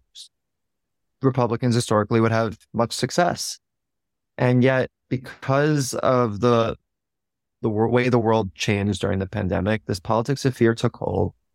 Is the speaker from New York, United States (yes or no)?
yes; New York, United States; I grew up in New York just outside of the city